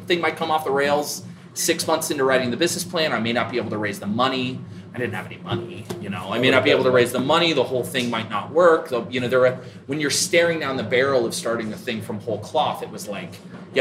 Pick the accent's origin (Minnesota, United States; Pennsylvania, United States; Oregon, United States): Oregon, United States; Eugene; now in Cleveland, United States; I grew up in Oregon, you know, between Eugene and Portland, Oregon